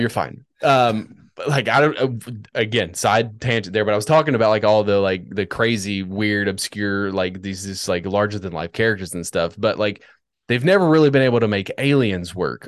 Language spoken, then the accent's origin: English; Washington, District of Columbia, United States; also born or lived in Northern Virginia; I was born in Northern Virginia. Like, spent my youth in Washington, D C